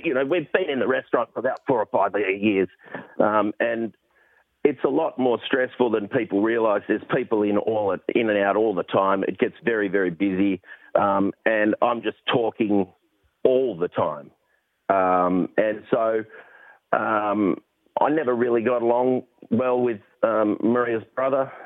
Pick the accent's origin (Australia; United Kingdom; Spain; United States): Australia; Perth, Western Australia; now in Sydney, Australia; I'm from Perth originally